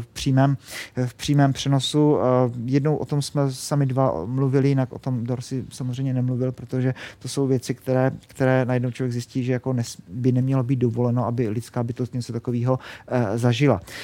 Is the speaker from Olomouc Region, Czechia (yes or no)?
no; Lechovice, South Moravian Region, Czechia; já jsem z Jižní Moravy a, a kdybyste někdy přijeli k nám do Lechovic